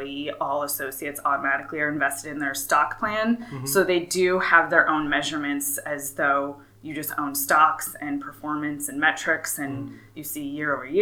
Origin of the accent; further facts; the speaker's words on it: Flagstaff, Arizona, United States; moved away; growing up in Flagstaff